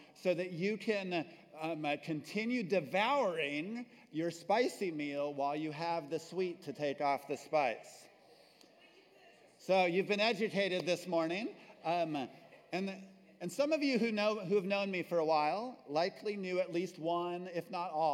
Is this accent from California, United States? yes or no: no; New Mexico, United States; moved away as an adult; also born or lived in Texas; my home state of New Mexico.